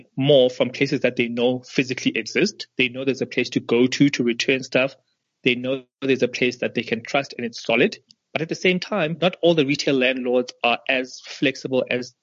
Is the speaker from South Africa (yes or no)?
yes; South Africa; we as South African and African designers